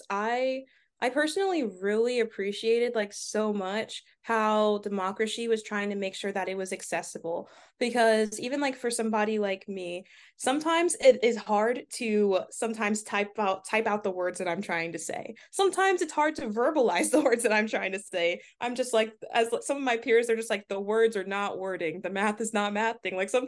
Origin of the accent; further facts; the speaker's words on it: Delaware, United States; for the longest time growing up in Delaware, it's a predominantly white state